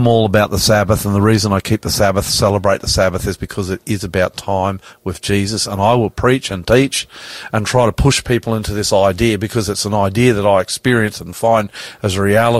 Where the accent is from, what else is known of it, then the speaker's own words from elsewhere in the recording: Australia; I'm an Australian. I call myself ….